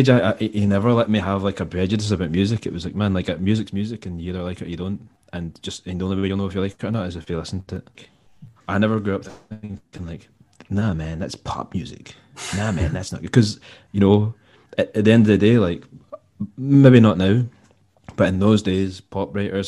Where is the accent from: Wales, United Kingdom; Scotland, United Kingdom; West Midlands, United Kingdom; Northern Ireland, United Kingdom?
Scotland, United Kingdom; Largs; I grew up in Largs in North Ayrshire